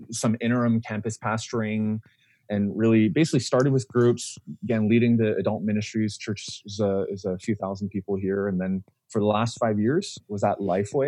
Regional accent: Vancouver, British Columbia, Canada; moved away; also born or lived in Korea; having been born and raised in Vancouver, which honestly is like on the top five of the best cities in the entire world, I've always wanted to move back there

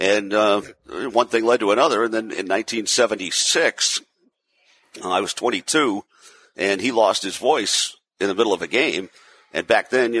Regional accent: Lawrence, Massachusetts, United States; moved away; I grew up in Lawrence, Massachusetts

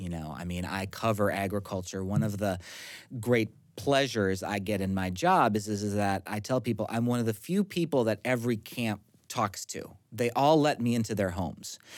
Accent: central Minnesota, United States; My hometown at the time had about four hundred and forty people

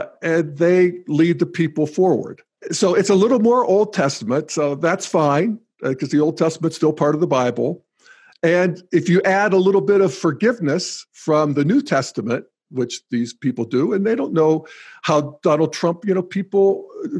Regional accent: Western Pennsylvania, United States; my home country, Western Pennsylvania

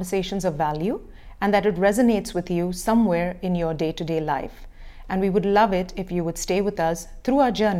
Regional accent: Dubai, United Arab Emirates; moved away as an adult; also born or lived in New York City; I was born and brought up in Dubai, but I moved back to Dubai 3.5 years ago with our kids. We moved from New York City.

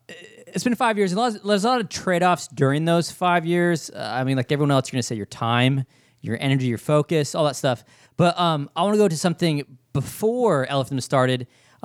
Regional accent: San Diego, California, United States; moved away; also born or lived in Louisville, Kentucky; I found myself born and raised in San Diego, California

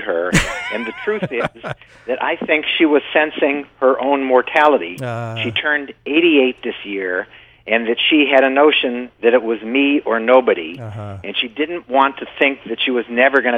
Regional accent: Massachusetts, United States; growing up in Massachusetts, you were infused with things Kennedy

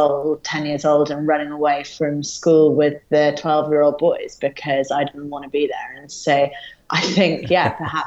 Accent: Yorkshire and the Humber, United Kingdom; also born or lived in London, England; very young moved up north to a small place called Yorkshire

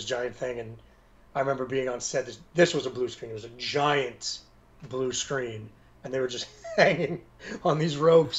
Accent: Canada; I'm a Canadian actor

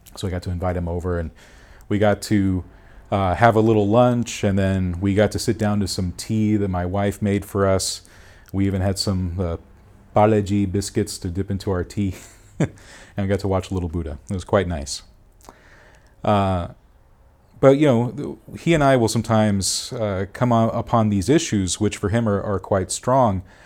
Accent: Duarte, California, United States; also born or lived in Monrovia, California; I was born in Duarte.

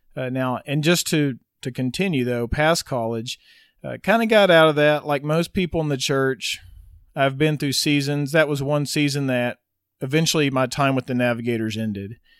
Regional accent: Wynnewood, Oklahoma, United States; Was raised in Winniewood, Oklahoma, which is sixty miles south of Oklahoma City. I was there till I was eighteen, growing up on my parents' ranch.

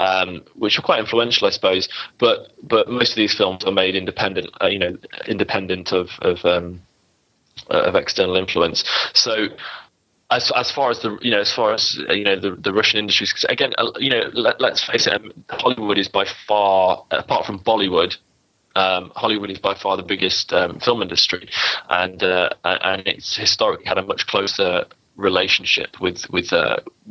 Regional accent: United Kingdom; despite being British

